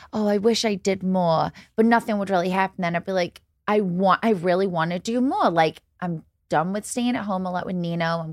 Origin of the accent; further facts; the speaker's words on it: United Kingdom; I'm so British